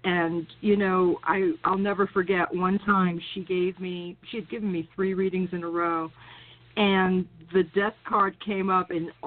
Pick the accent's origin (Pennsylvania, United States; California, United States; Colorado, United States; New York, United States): New York, United States; New York City; also born or lived in Brooklyn, New York; now in North Carolina, United States; I was born in Brooklyn, raised in Queens